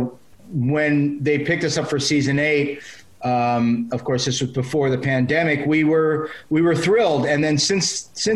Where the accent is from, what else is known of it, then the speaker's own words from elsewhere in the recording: South Florida, United States; also born or lived in New York; I was born in New York, but we both moved down to South Florida. You know, I moved down there when I was 5